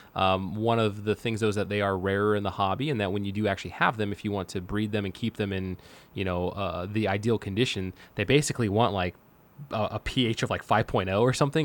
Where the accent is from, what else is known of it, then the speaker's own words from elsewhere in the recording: Manteca, California, United States; My hometown, my hometown of Manteca, California